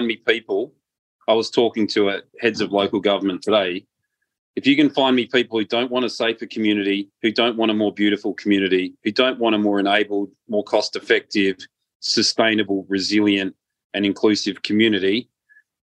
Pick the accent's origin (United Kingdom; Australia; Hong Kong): Australia; also born or lived in Malta; I'm an Australian and a Maltese citizen